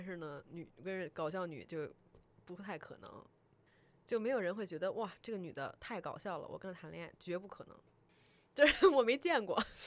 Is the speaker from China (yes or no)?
no; Taiwan; moved away; 我是一个台湾人